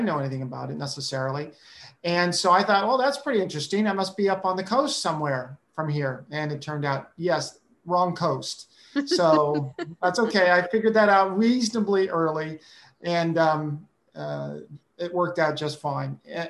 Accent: California, United States; moved away as an adult; also born or lived in San Francisco Bay Area / Central Valley; now in Hilo, United States; I'm a PK. I'm a preacher's kid. And I grew up in California. The Bay Area was where I was born, San Francisco Bay Area. And then we also lived in Central Valley.

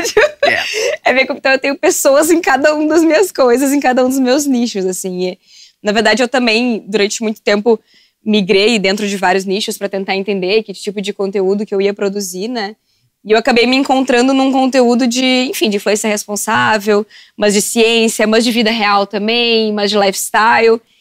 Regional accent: Porto Alegre, Rio Grande do Sul, Brazil; also born or lived in Camaquã; Eu vim pra Porto Alegre no dia que eu nasci

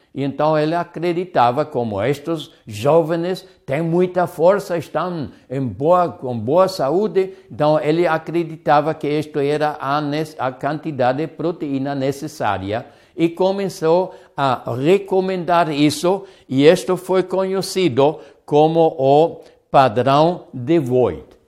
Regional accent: Hamburg, Germany; moved away; Agora eu sou hambúrguer, eu sou do Hamburgo

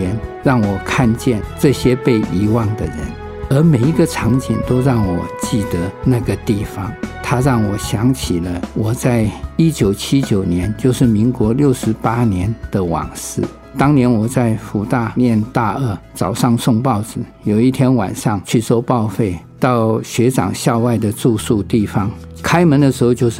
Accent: Taiwan; 我们台湾人

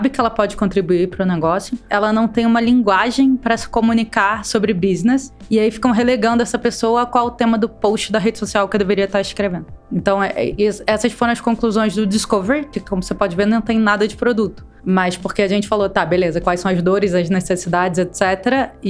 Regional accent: Rio de Janeiro, Brazil; now in São Paulo, Brazil; sou carioca em São Paulo

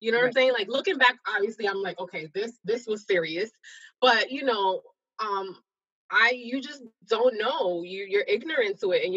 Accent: New York City, New York, United States; I'm originally from New York

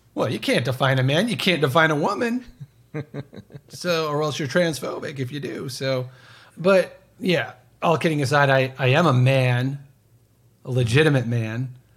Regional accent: United States; I'm an American citizen

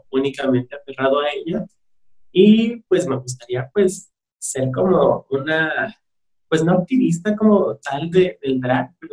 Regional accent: Mexico City, Mexico; eh, soy de la Ciudad

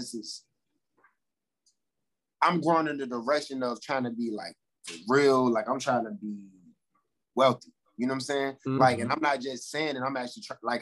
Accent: Suffolk, Virginia, United States; moved away as an adult; now in Virginia Beach, United States; I'm from country ass little South Virginia

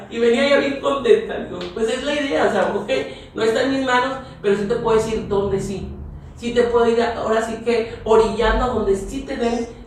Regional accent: San Nicolás de los Garza, Nuevo León, Mexico; now in Pesquería, Mexico; Mira, yo soy originaria de San Nicolás de los Garza, pero me llevó ahora sí la vida a vivir a Pesquería Nuevo León, soy hija adoptiva de Pesquería Nuevo León

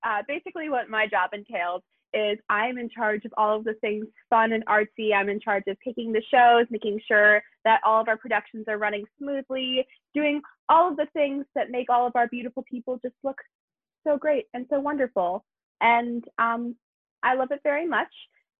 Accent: Chicago, Illinois, United States; I am from Chicago, but I am hopefully moving soon to Los Angeles.

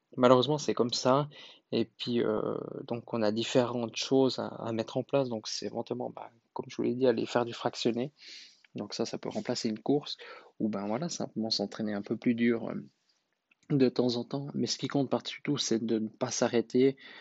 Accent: Switzerland; je suis suisse

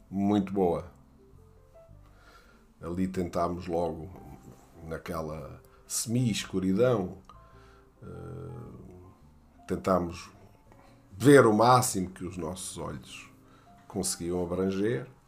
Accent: Brazil; Sou americano, mas sou da América do Sul. Sou brasileiro.

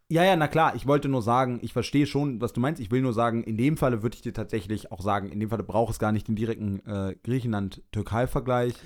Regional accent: Berlin, Germany; ich bin Berliner

